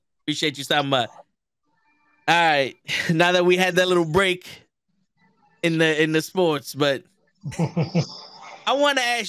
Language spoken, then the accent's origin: English; New York City, New York, United States; I'm from the Bronx